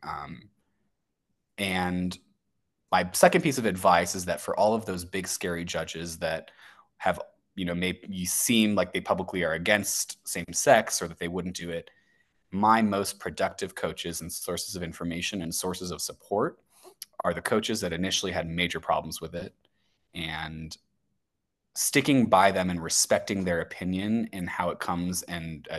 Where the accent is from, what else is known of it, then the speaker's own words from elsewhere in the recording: St. Louis, Missouri, United States; It's my hometown. It's where I was raised